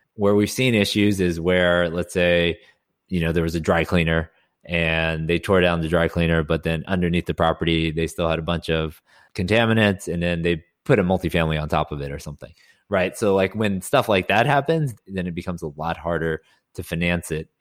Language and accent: English; Houston, Texas, United States; also born or lived in Austin; born and raised in Houston, went to school in Austin at U T